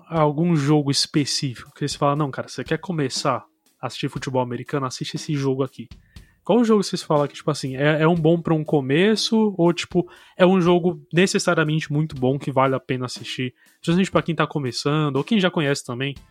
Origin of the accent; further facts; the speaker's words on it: Brazil; a gente como brasileiro